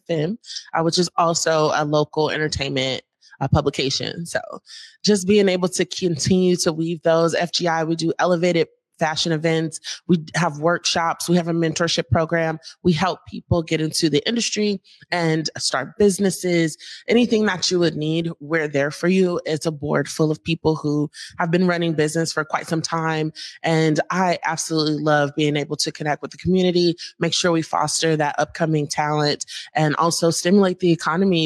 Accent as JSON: {"language": "English", "town": "Atlanta", "region": "Georgia", "country": "United States", "tie": "born or raised there", "moved": "yes", "lives_now": "Seattle area, United States", "said": "I'm from Atlanta, and I come from parents."}